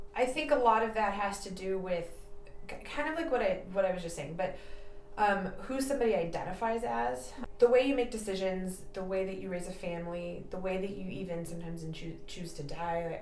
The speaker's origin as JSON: {"language": "English", "town": "San Jose", "region": "California", "country": "United States", "tie": "born or raised there", "lives_now": "Napa, United States", "said": "I did not grow up here. I'm from the South Bay, um, like San Jose area."}